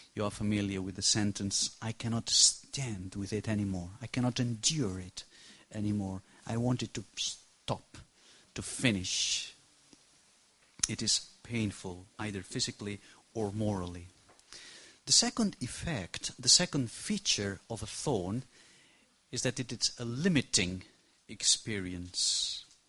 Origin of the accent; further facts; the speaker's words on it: Barcelona, Catalonia, Spain; English is a second language; I come from Barcelona, Spain.